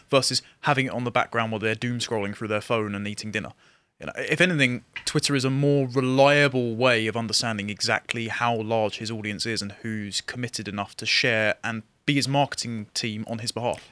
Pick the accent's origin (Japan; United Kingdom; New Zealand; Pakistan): United Kingdom; England; I'm an Englishman